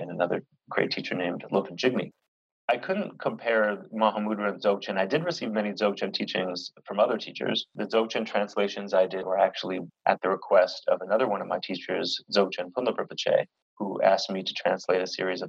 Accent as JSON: {"language": "English", "country": "United States", "moved": "yes", "said": "I'm that American guy"}